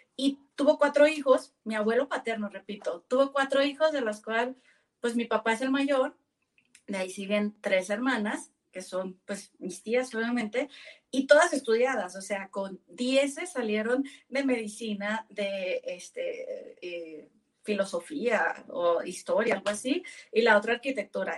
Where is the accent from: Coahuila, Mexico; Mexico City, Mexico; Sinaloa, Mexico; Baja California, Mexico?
Sinaloa, Mexico; Navolato; moved away as an adult; mi abuelo materno fue uno de los primeros mecánicos de Nabolato, que de donde soy originaria